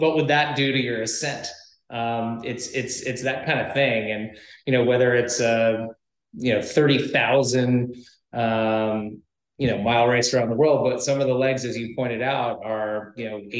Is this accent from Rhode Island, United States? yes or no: yes; Rhode Island, United States; I grew up in Rhode Island, you know, which is a maritime epicenter.